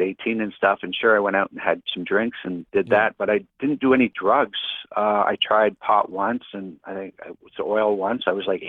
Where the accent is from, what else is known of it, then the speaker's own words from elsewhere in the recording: Winnipeg, Manitoba, Canada; moved away as an adult; I'm originally from Winnipeg, Manitoba.